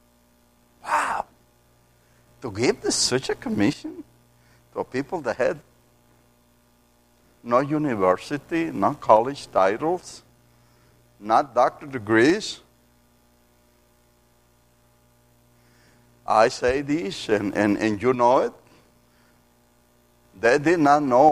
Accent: Matamoros, Tamaulipas, Mexico; English is a second language; I grew up in Mexico

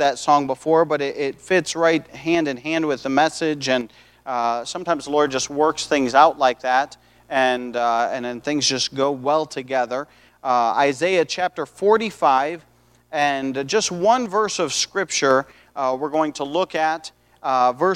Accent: United States; I was born in the United States of America

